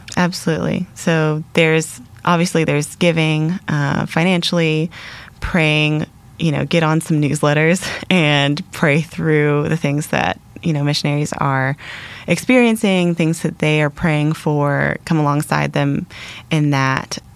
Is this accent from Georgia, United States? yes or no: yes; Atlanta, Georgia, United States; moved away as an adult; now in Middle East; I grew up in the Atlanta area.